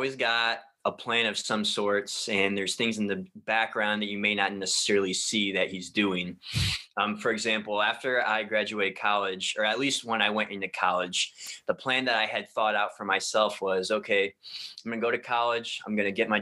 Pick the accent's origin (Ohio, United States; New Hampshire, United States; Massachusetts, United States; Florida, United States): Ohio, United States; the city that I grew up in Ohio